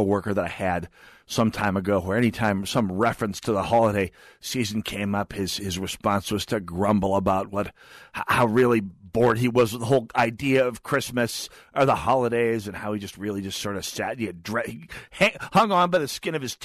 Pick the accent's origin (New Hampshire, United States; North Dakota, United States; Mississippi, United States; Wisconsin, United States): North Dakota, United States; now in Twin Cities, United States; I'm from North Dakota